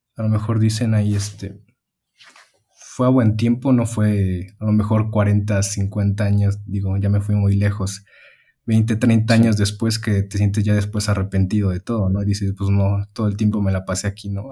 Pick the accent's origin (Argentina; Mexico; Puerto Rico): Mexico; also born or lived in Mexico City; llegas aquí a, al lugar donde creciste y demás, con tu familia